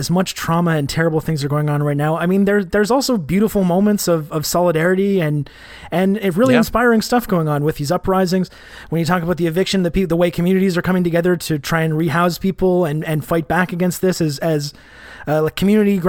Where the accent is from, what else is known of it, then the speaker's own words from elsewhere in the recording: Canada; I'm Canadian